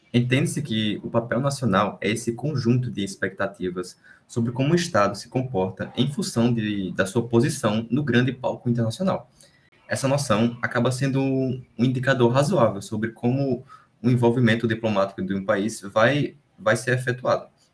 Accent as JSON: {"language": "Portuguese", "country": "Brazil", "said": "quem somos nós como brasileiros"}